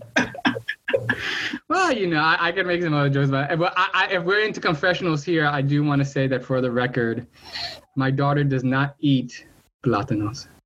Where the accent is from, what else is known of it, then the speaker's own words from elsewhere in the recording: New York City, New York, United States; moved away as an adult; now in Miami, United States; I'm also, you know, a transplant to Miami. I'm a born and raised in Washington Heights